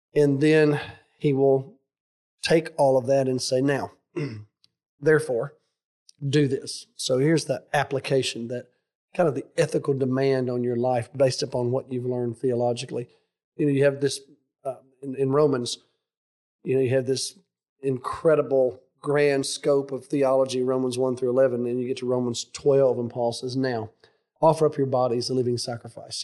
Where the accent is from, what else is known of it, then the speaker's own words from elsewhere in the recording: United States; I'm a patriotic American.